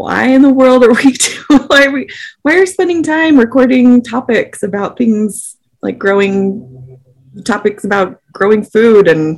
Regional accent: Salt Lake City, Utah, United States; We grew up in Salt Lake City, Utah, the suburbs of Salt Lake City

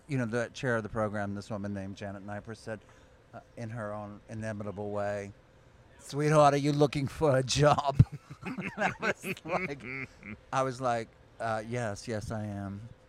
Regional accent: Texas, United States; moved away as an adult; also born or lived in Michigan; without disparaging my home state

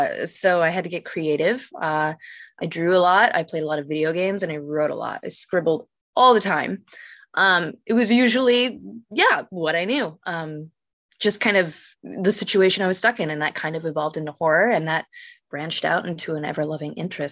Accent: Oregon, United States; I'm from Oregon.

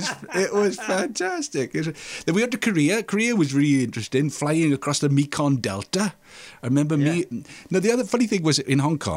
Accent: Swansea, Wales, United Kingdom; there was four of us from Swansea there.

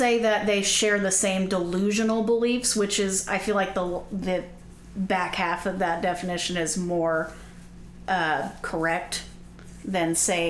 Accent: Indiana, United States; we're from Indiana.

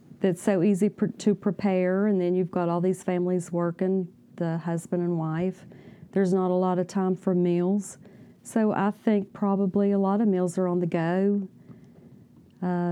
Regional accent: Lincoln County, Guyan Valley, West Virginia, United States; moved away as an adult; now in Cabell County, United States; I grew up in Lincoln County and in the Guyon Valley area.

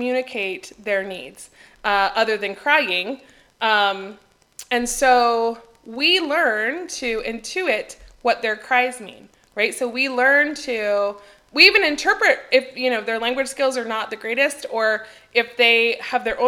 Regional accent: United States; moved away as an adult; now in Greece; as an American

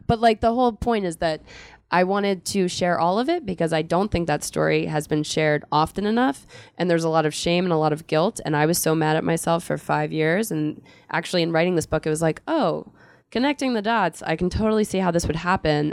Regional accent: Philadelphia, Pennsylvania, United States; I'm from Philadelphia

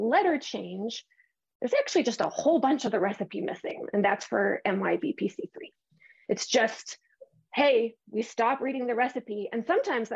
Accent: Canada; I'm Canadian

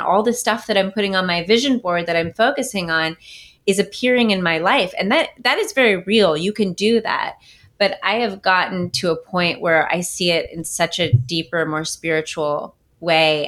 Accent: Bay Area, Silicon Valley, California, United States; I'm from the Bay Area, from California, um, from Silicon Valley

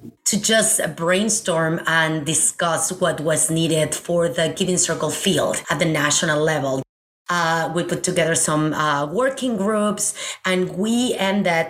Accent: Mexico City, Mexico; moved away; I am originally from Mexico City.

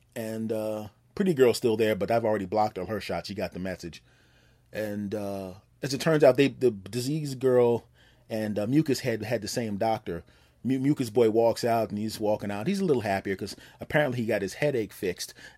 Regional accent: Philadelphia, Pennsylvania, United States; now in Los Angeles, United States; my home state of Pennsylvania

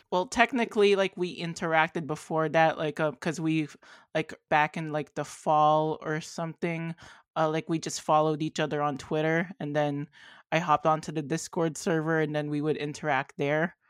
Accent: Canada; I'm from Canada

